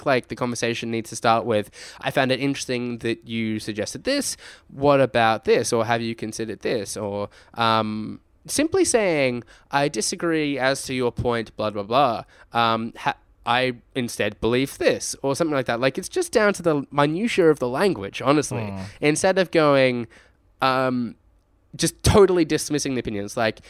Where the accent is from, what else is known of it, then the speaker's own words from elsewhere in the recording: Australia; And what I say is that we are Australian gamers making content for other Australian gamers.